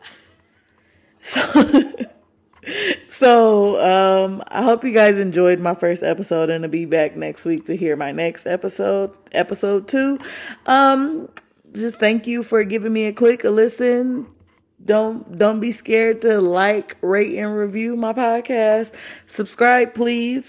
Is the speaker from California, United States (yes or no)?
no; Michigan, United States; moved away; I'm from Michigan